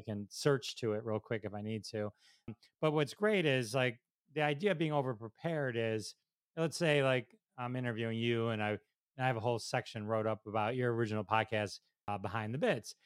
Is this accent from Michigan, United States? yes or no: yes; Detroit, Michigan, United States; I'm from Detroit